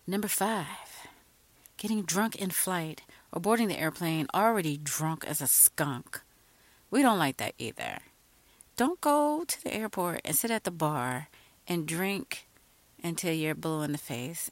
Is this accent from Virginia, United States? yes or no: yes; Virginia, United States; I'm kind of from Virginia